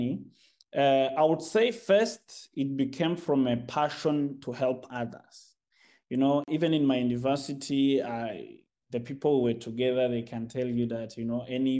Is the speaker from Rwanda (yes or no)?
yes; Rwanda; moved away as an adult; now in China; I'm from Rwanda